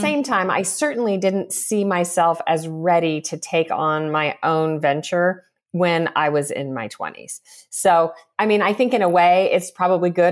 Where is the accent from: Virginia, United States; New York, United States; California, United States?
California, United States; Southern; growing up in Southern California